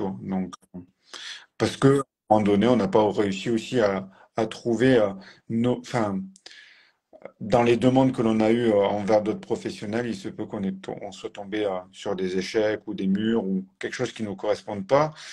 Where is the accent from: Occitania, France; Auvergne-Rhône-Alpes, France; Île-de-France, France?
Occitania, France; Tarn, between Toulouse and Albi; moved away as an adult; now in Strasbourg, France; je suis originaire de Tarn. Exactement, mm. du Tarn, entre Toulouse et Albi.